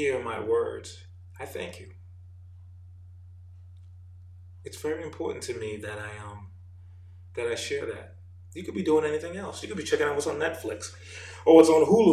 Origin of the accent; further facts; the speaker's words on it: New York, United States; moved away as an adult; also born or lived in Jamaica; now in Atlanta, United States; I am an immigrant from Jamaica, grew up in New York, now living in Atlanta, Georgia.